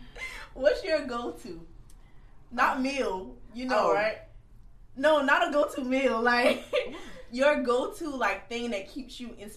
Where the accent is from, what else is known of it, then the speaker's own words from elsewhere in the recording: Kingstree, South Carolina, United States; y'all know I'm from King Street, South Carolina, which is very, very country.